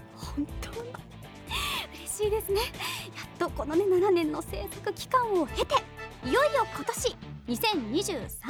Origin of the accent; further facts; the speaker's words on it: Kitakyushu, Fukuoka, Japan; 私が生まれ育った北九州市